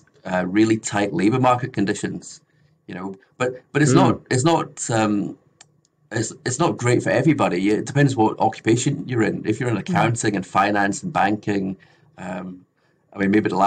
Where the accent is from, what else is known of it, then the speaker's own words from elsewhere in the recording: Scotland, United Kingdom; now in Australia; So I'm from the UK originally. I'm from Scotland